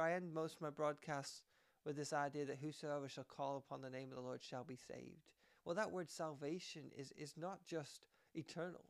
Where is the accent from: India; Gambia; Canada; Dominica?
Canada; I am Canadian